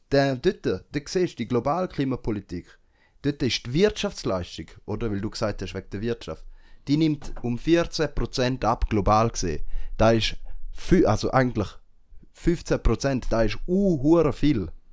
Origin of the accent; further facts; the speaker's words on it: Switzerland; für uns als Schweizer und Schweizerinnen